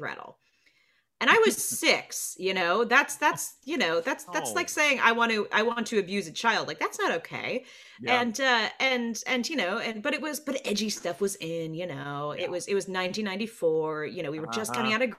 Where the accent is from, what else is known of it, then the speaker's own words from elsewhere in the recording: Burbank, California, United States; the size of my hometown, Burbank.